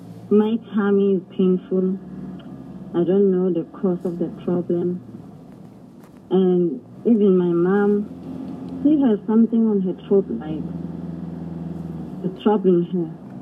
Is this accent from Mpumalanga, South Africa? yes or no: yes; Mpumalanga, South Africa; I'm from Mpumalanga.